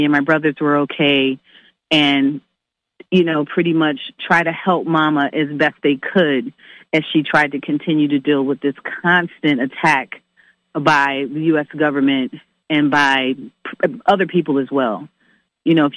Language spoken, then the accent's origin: English; New York, United States; also born or lived in Staten Island; I was born in Manhattan, but for the first 6 months of my life, I lived in Staten Island with her